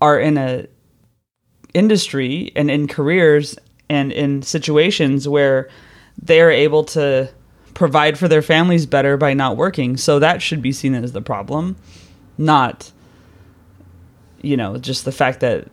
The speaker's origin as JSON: {"language": "English", "country": "United States", "moved": "as an adult", "lives_now": "London, United Kingdom", "said": "I'm American"}